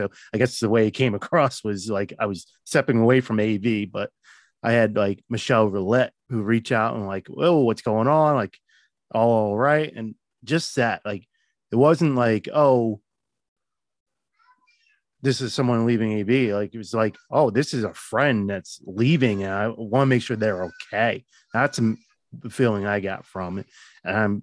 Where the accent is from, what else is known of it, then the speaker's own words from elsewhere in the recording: New Jersey, United States; I'm a nobody from Jersey